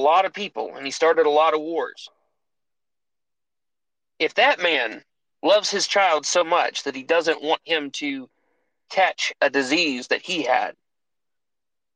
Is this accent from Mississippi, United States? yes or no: yes; Mississippi, United States; I'm from Mississippi, guys. The high school teachers were actual communists.